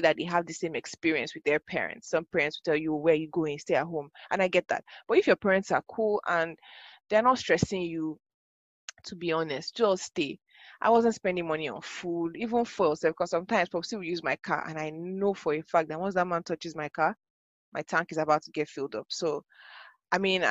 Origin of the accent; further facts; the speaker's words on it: Ibadan, Oyo, Nigeria; moved away as an adult; also born or lived in Ogun State; now in Lagos, Nigeria; Born and bred in Ibadan.